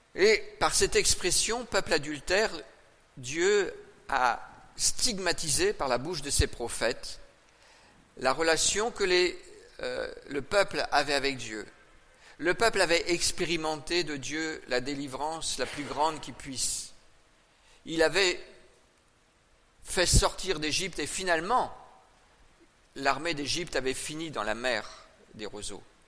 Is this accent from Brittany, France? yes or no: yes; Brittany, France; je suis né en Bretagne